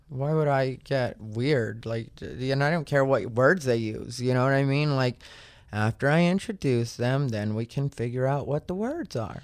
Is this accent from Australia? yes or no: no; Arizona, United States; I'm from Arizona